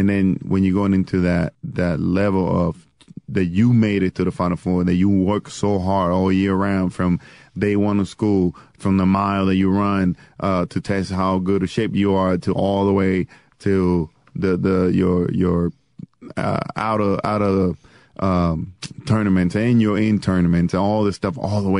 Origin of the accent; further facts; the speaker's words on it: Puerto Rico; moved away; First Puerto Rican born and raised in Puerto Rico